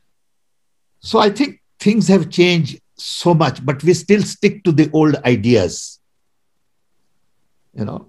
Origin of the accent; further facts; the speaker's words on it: India; I'm Indian, and I think like Indian